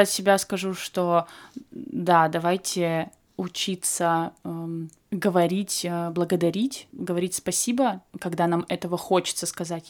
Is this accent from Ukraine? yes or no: no; Krasnodar Krai, Russia; moved away; у меня, например, было кубановедение, потому что я с Кубани